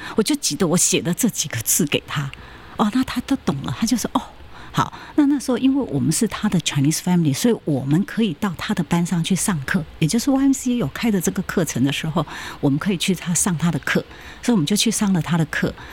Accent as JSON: {"language": "Chinese", "country": "Taiwan", "also_born_or_lived": "Japan", "said": "因为我们台湾人除了讲中文，然后再来就是台湾话"}